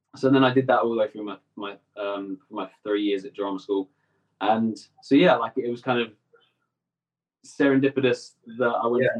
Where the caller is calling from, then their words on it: Essex, East of England, United Kingdom; So I'm calling in from my home in Essex. Uh, it's just outside London. Um, so yeah, this is where I'm based. I'm based in Essex